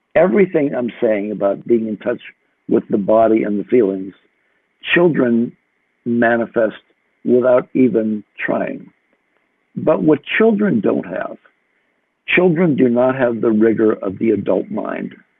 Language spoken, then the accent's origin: English; United States; I'm an American